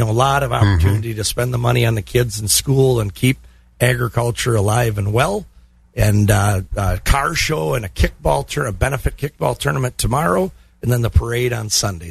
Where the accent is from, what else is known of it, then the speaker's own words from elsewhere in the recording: Glenwood City, Wisconsin, United States; Glenwood City, my hometown.